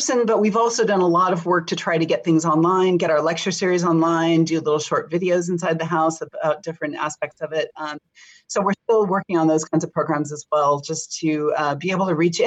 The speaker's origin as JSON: {"language": "English", "town": "Pasadena", "region": "California", "country": "United States", "tie": "born or raised there", "said": "I grew up in Pasadena"}